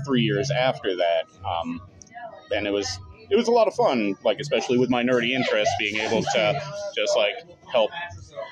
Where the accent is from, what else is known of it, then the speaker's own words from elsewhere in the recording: outside of Syracuse, New York, United States; where I grew up outside of Syracuse